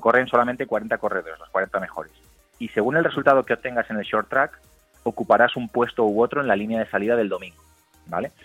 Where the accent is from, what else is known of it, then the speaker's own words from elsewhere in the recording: Galicia, Spain; soy gallego